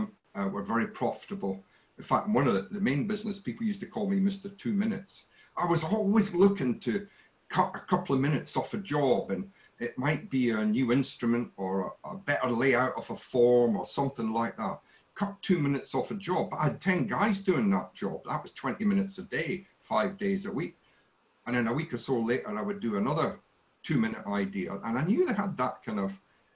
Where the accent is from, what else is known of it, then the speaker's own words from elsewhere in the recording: near Glasgow, Scotland, United Kingdom; I grew up in a place called Kilkeggy, and not many people will know that, but it's about 17 miles out of Glasgow